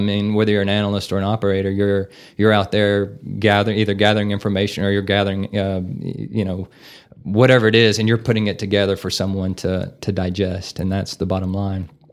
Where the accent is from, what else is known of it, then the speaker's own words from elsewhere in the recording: Navasota, Texas, United States; moved away as an adult; now in Amarillo, United States; I'm originally from Navasota